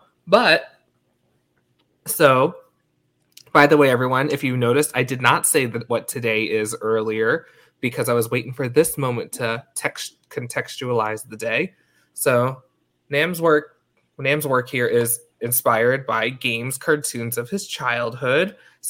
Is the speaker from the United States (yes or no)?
yes; Long Island, New York, United States; now in Washington, D.C., United States; I grew up in New York, and like actually the part where I grew up, it was ultra-Orthodox ultra-Orthodox and Orthodox, I think.